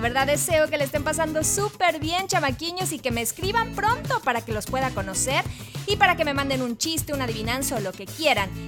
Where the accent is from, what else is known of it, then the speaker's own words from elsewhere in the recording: Mexico City, Mexico; soy de la Ciudad de México